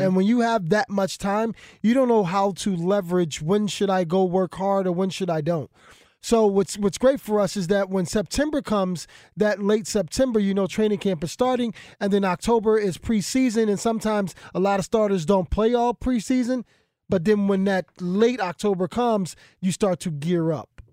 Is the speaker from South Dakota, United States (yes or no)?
no; Philadelphia, Pennsylvania, United States; I come from Philadelphia